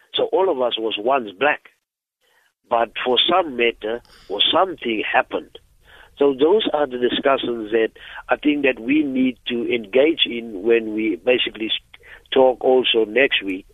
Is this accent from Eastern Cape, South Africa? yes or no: yes; Eastern Cape, South Africa; I'm from the Eastern Cape, and I know the Xhosa people